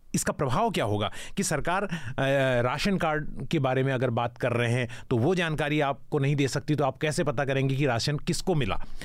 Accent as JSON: {"language": "Hindi", "country": "India", "said": "मैं पाकिस्तान से नहीं मैं हिंदुस्तान से हूँ"}